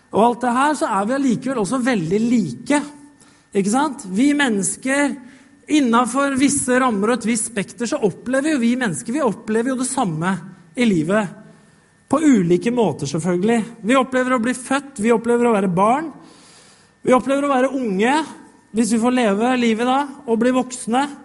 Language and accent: Norwegian; Norway; Vi blei født her i Norge